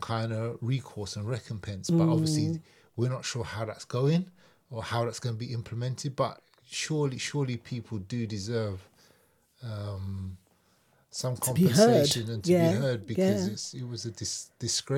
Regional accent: London, United Kingdom; through the 70s, late 60s and early 70s, growing up in London

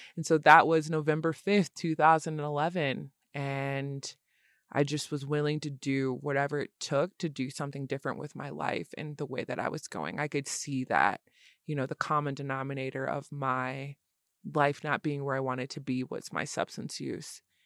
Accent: Lansing, Michigan, United States; I'm from Lansing, Michigan.

